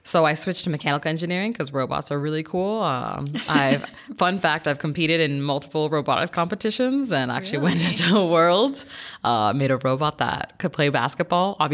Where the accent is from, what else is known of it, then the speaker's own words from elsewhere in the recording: Mexico; also born or lived in South Florida, United States / Georgia, United States / France / Germany; Um, so I am originally from Mexico. I was born there, and my mother's Mexican, and my father's German.